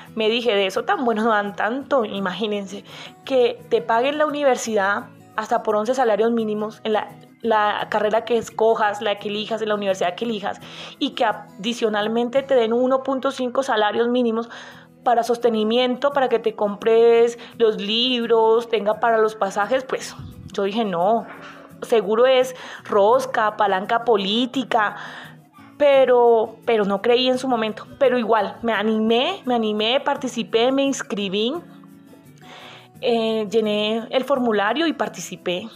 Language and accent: Spanish; Corozal, Sucre, Colombia; moved away as an adult; also born or lived in Necoclí, Antioquia; now in Bogotá, Colombia; soy del municipio de Corozal Sucre, la Perla de La Sabana, la tierra de las Juanas